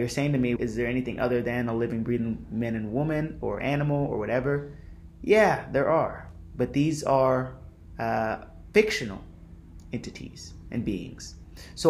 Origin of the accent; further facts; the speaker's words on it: California, United States; if you were born in California, which I was